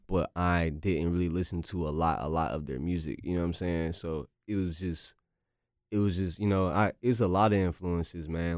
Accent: North Carolina, United States; I'm from North Carolina

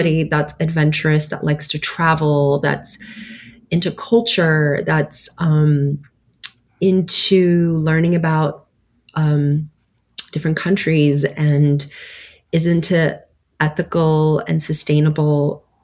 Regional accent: United States; also born or lived in Istanbul, Turkey; I was 9 when I came here

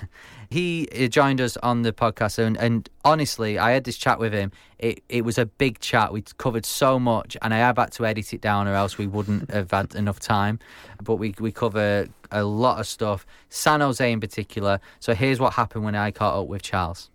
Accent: Manchester, North West England, United Kingdom; from Manchester, twenty-nine years old.

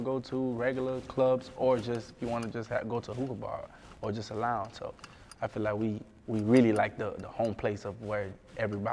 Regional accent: South Florida, United States; Growing up in South Florida

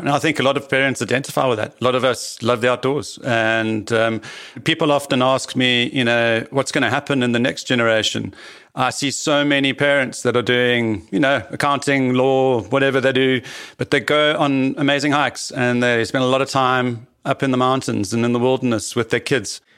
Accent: South Africa; also born or lived in Cape Town / Johannesburg / Paarl; I am a South African, born and bred, seventh generation here

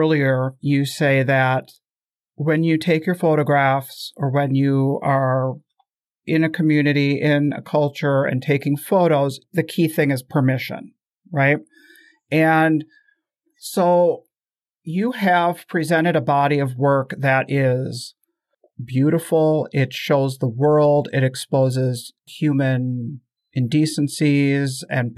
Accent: United States; as a culture of people born and raised in the United States

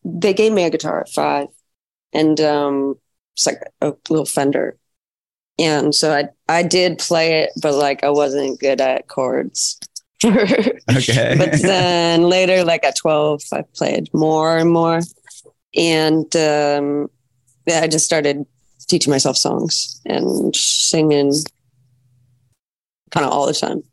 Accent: Fox Island, Washington, United States; moved away as an adult; also born or lived in Santa Monica, California; now in Nashville, United States; I'm 4 years old to 17. I was, on Fox Island, on a little island that I grew up on.

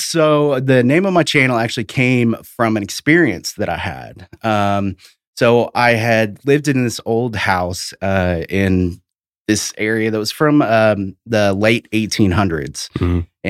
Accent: Tennessee, United States; But yeah, I'm from East Tennessee originally.

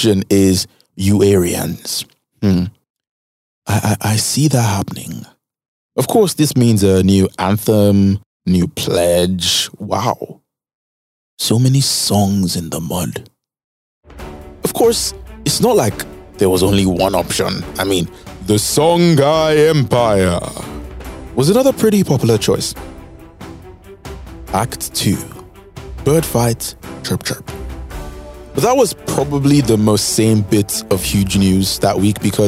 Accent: Nigeria; I might have ended up no longer being a Nigerian citizen

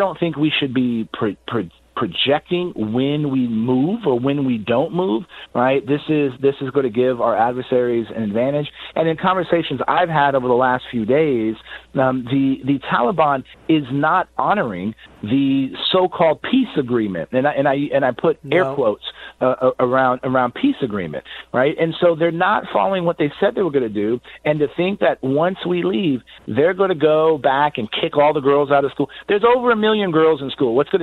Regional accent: San Antonio, Texas, United States; my hometown of San Antonio

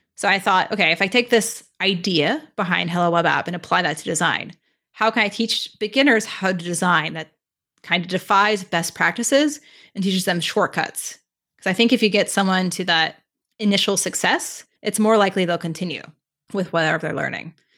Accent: California, United States; moved away as an adult; now in Toronto, Canada; I'm originally from California, but I moved to Toronto last summer

